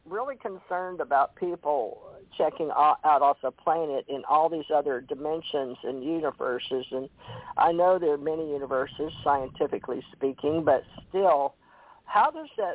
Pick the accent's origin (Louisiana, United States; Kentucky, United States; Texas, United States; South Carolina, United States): Louisiana, United States; Monroe; moved away; also born or lived in Hawaii; I was born in Monroe, Louisiana